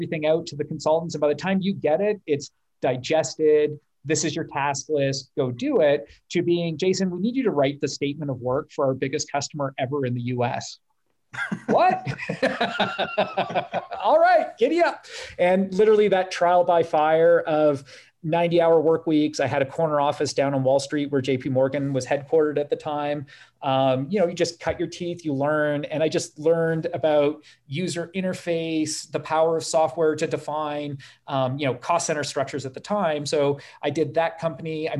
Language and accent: English; Canada; my first project was in Toronto, being Canadian